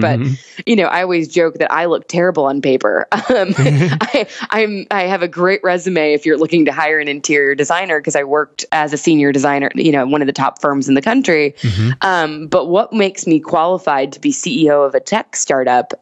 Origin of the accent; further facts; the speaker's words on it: the South, United States; I grew up in the South